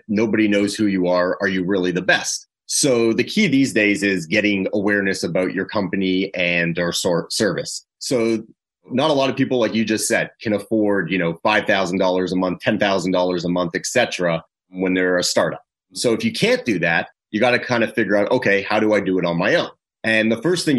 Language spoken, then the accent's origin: English; Toronto, Ontario, Canada; moved away; I'm originally from Toronto, from Canada